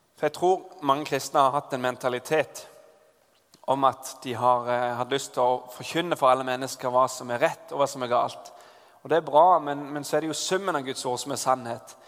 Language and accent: Norwegian; Southwestern Norway, Norway; moved away; Da jeg har vokst opp på Sør-Vestlandet, og der på en gård